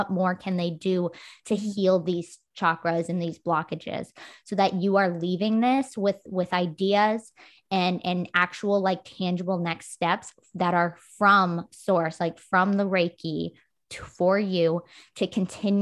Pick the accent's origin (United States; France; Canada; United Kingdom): Canada; I'm Canadian